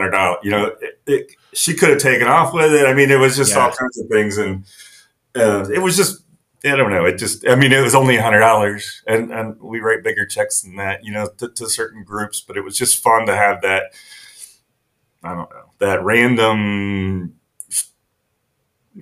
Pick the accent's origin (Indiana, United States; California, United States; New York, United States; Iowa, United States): Indiana, United States; near Taylor University; I grew up near Taylor University, which is very sheltered